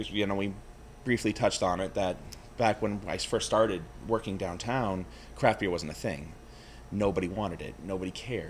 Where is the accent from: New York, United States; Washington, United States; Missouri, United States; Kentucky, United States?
New York, United States; White Plains; moved away; I was born in White Plains, New York, actually.